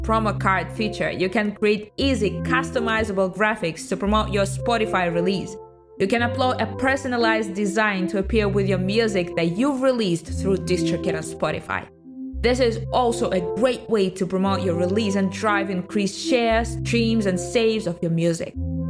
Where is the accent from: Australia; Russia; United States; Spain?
Russia; I'm from Russia